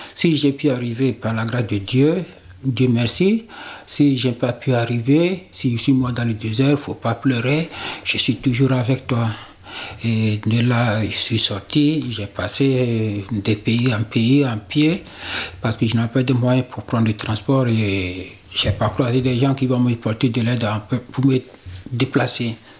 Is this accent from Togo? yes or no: yes; Togo; moved away as an adult; now in France; je viens du Togo.